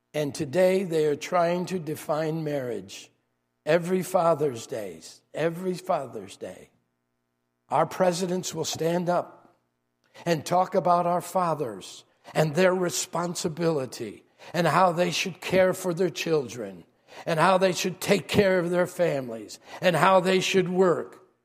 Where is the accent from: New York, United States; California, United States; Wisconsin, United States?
New York, United States; New York City; moved away; I'm from New York.